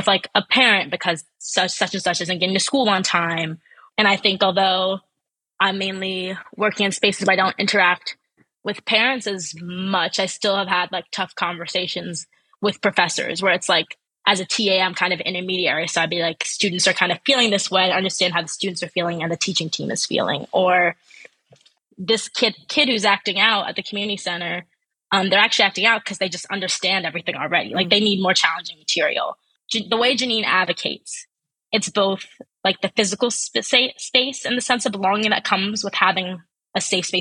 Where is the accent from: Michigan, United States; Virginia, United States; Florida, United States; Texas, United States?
Michigan, United States; Ann Arbor; growing up in Ann Arbor